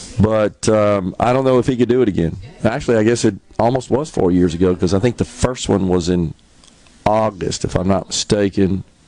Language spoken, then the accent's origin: English; United States; just as an American, even at the age of a young age, it kind of peeved me